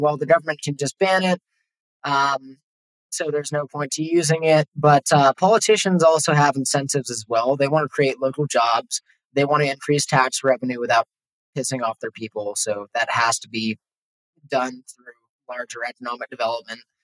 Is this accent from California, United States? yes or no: yes; Los Angeles, California, United States; moved away as an adult; now in Mexico; I'm from Los Angeles. I was living there at the time